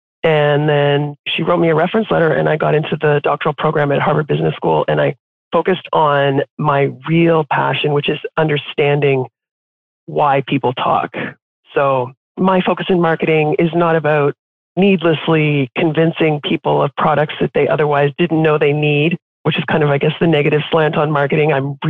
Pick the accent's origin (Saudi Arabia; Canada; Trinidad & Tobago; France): Canada; except to say that I am Canadian. I'm in Toronto right now, but when I was growing up, we moved around a lot within Canada.